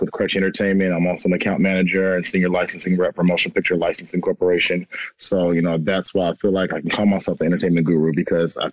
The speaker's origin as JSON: {"language": "English", "town": "San Diego", "region": "California", "country": "United States", "tie": "born or raised there", "also_born_or_lived": "Long Beach", "said": "I was born and raised in San Diego"}